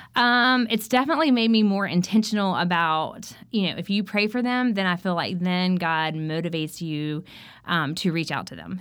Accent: South Carolina, United States; I grew up in South Carolina, so it was very hot

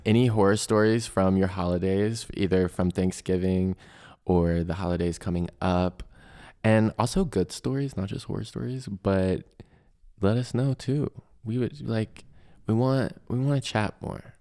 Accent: Chesapeake, Virginia, United States; moved away; my hometown in Chesapeake

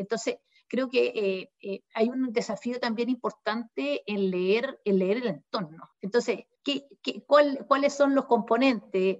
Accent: Concepción, Biobío, Chile; uno como penquista

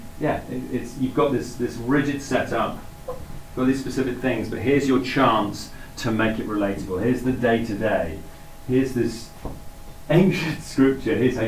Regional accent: Cheltenham, South West England, United Kingdom; also born or lived in Bedford; In 1975, my family and I moved from Bedford, where we'd been living, to Cheltenham. I was 4 years old

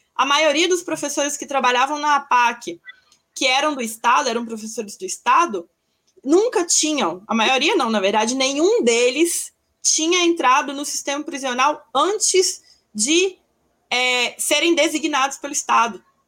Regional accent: Belo Horizonte, Minas Gerais, Brazil; eu sou de Minas, de Belo Horizonte

